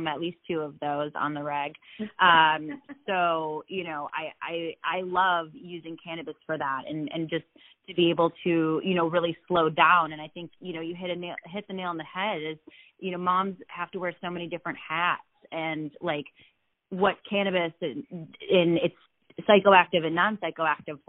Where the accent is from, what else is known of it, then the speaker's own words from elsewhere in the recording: Midwest, United States; moved away; I'm from the Midwest